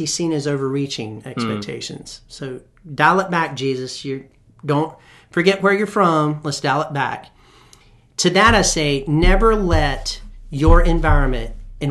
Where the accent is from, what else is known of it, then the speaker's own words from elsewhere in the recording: Colfax, North Carolina, United States; I'm from Colfax